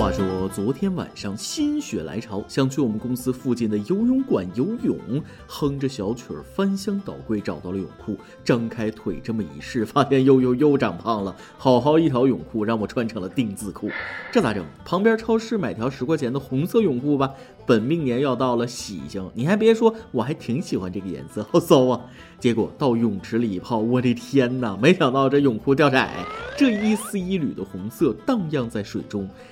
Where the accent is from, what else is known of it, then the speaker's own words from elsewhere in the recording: northern China, China; 作为一个北方人，别说吃了，见都没见过